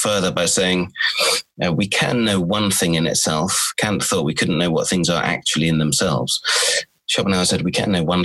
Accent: Cornwall, South West England, United Kingdom; also born or lived in Sweden / London / Warwick / Exeter; I was born in Sweden. I was raised in Cornwall, which is southwest Britain.

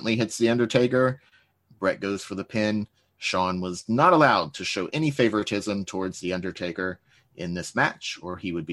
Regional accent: United States

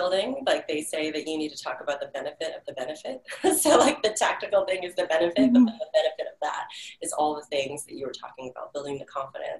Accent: Hawaii, United States; So, you know, we are originally from Hawaii. That's where my family started, our intimate little family, my husband and my daughter, we met on Kauai.

